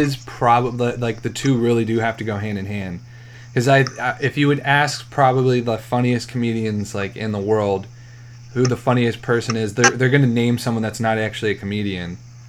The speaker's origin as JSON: {"language": "English", "region": "Vermont", "country": "United States", "tie": "born or raised there", "said": "I was born in Vermont."}